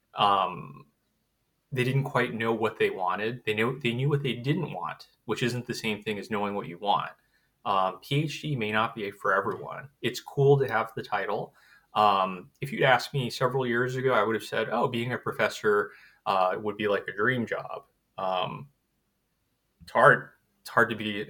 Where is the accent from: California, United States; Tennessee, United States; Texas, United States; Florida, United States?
California, United States; Southern; also born or lived in Hawaii; originally, I'm from Hawaii, which was uh, you know is um, little island um, uh, area in the U.S. and then grew up mostly in Southern California